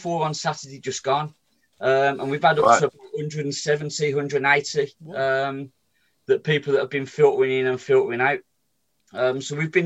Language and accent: English; Birmingham, West Midlands, United Kingdom; I was brought up in Sheldon